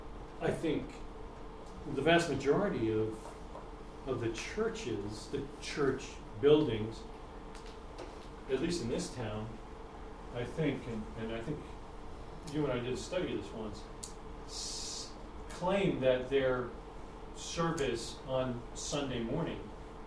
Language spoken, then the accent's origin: English; New York, United States; I mean, I'm from New York.